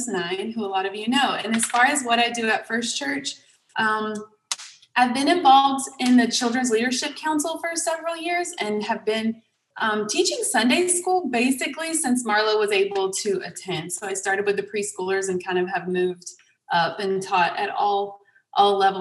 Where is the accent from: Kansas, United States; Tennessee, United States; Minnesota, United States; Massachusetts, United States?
Minnesota, United States; Sauk Rapids; also born or lived in Crawfordville; I grew up there and was really involved with the youth